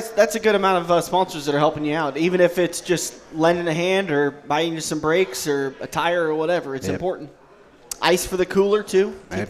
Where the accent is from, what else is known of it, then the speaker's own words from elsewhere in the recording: Red Oak, Iowa, United States; So it's even closer to Red Oak. That's where I grew up, was in the Red Oak area.